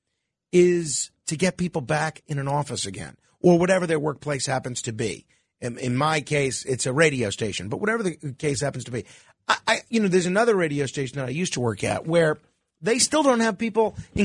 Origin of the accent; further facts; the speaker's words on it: New York, United States; as a New Yorker